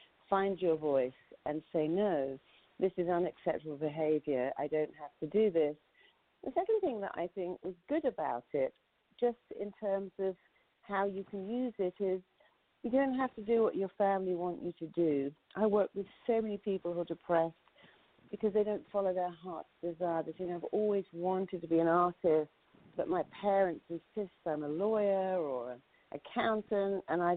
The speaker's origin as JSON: {"language": "English", "country": "United Kingdom", "said": "as a Brit"}